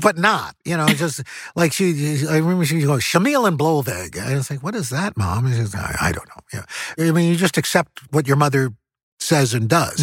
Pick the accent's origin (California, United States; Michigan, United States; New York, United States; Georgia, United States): New York, United States; New York City; growing up in New York City